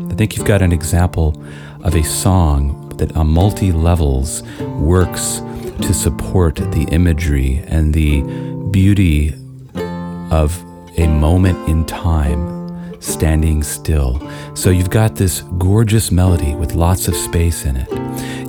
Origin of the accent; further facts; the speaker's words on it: Austin, Texas, United States; I grew up in Austin as a child